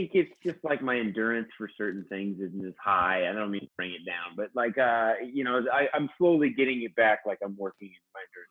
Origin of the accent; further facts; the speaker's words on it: Sutter County, Northern California, United States; now in Los Angeles, United States; I'm from Northern California, the Sutter County area, so like north of Sacramento